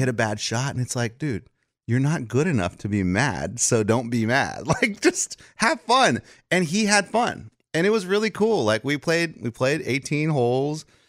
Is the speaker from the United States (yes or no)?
yes; South Texas, United States; now in Nashville, United States; I grew up in Texas heat